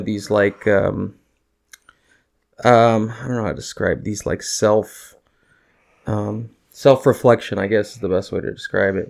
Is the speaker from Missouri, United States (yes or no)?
no; Northwest Indiana, United States; we're the region rats